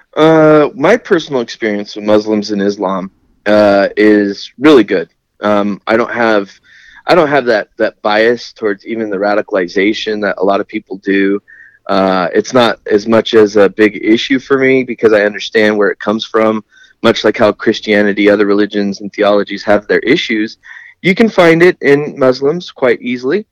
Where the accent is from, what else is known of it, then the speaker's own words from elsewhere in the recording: Lemoore, California, United States; also born or lived in San Diego, California; I'm from Lemoore and kind of San Diego at the same time.